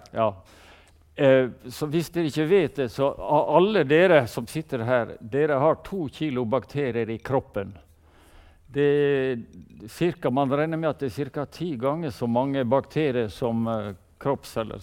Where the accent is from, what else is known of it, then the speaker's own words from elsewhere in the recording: Sunnmøre, Møre og Romsdal, Norway; vi er sunnmøringer